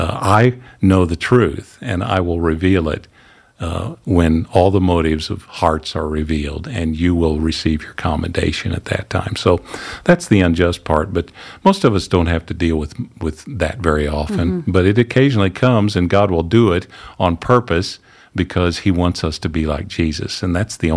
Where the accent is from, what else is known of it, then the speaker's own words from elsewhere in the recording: Missouri, United States; I mean, I'm from the Ozarks in Missouri, okay? I spent more time barefooted growing up than I did with shoes on.